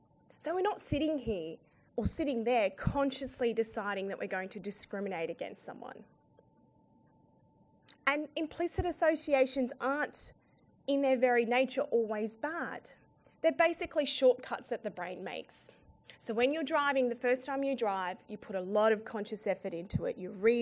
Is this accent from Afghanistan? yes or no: yes; Afghanistan; now in Australia; Now, as an Australian woman who's originally from Afghanistan and a Muslim, I get the triple whammy.